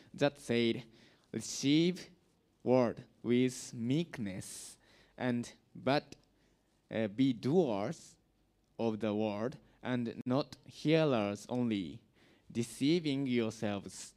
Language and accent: English; Japan; English is a second language; now in Vietnam; I'm from Japan